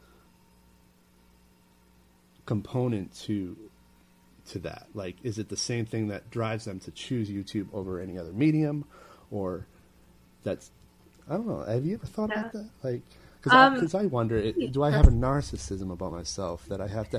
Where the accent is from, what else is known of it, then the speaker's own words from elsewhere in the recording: Maine, United States; now in New York City, United States; I live in New York City, but I'm originally from Maine, and Maine is freaking cold.